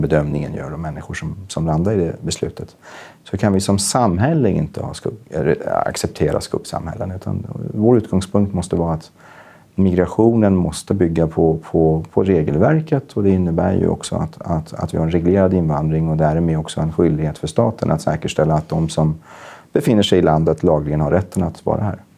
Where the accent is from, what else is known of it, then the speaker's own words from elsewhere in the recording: Gävle, Gävleborg County, Sweden; jag växte upp politiskt i Gävle på 90-talet. Jag gick med i SSU